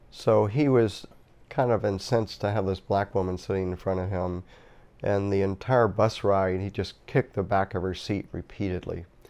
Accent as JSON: {"language": "English", "town": "Norfolk", "region": "Virginia", "country": "United States", "tie": "born or raised there", "moved": "as an adult", "said": "I was born in nineteen forty-five and grew up in Norfolk, Virginia. That was my hometown"}